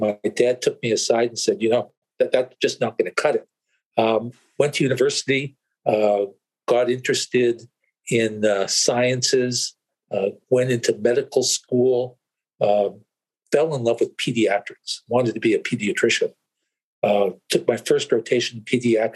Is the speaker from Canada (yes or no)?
yes; Canada; I was born here in Canada